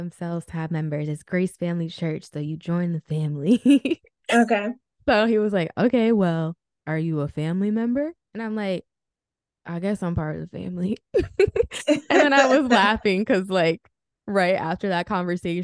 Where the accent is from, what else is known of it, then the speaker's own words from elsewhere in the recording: Rockland County, New York, United States; moved away as an adult; also born or lived in New Jersey; now in Florida, United States; I was born in New Jersey, but I was raised in Rockland County, New York.